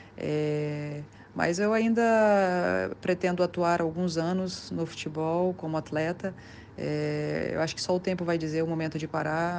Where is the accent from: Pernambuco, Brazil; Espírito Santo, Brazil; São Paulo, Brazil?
Espírito Santo, Brazil; Vitória; moved away as an adult; also born or lived in Itaguaçu, Espírito Santo / Santa Catarina / United States; eu nasci no interior do estado, nasci em Itaguaçu. É, mudei para Vitória aos 9 anos de idade para morar na casa dos meus avós é, e buscar melhores oportunidades no esporte. Fiquei em Vitória até os 20 anos